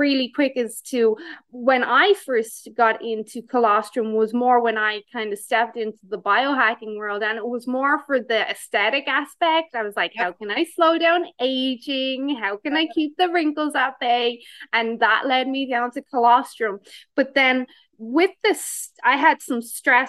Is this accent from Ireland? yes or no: yes; Ireland; now in Canada; I still am Irish